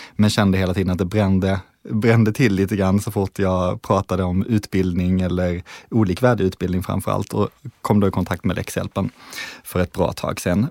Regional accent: Malmö, Skåne, Sweden; jag kommer från Malmö, född och uppvuxen där.

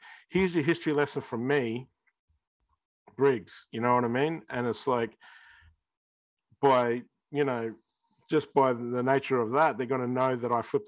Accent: Australia; we're Australian

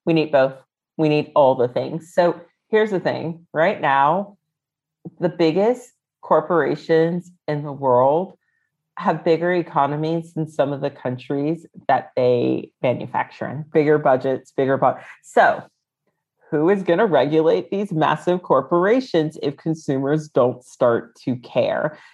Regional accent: United States; moved away as an adult; now in London, United Kingdom; I lived in the DC area

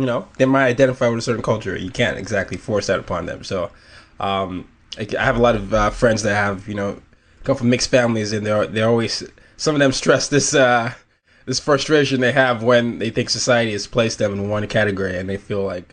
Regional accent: Nigeria; I'm Nigerian

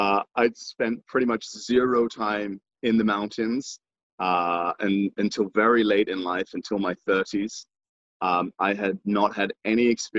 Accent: Northamptonshire, East Midlands, United Kingdom; moved away as an adult; also born or lived in Asia / Jamaica; I was born in Northamptonshire. It's about an hour north of London in the United Kingdom, to an English mother and a Jamaican father. My father was born in the west coast, on the west coast of Jamaica

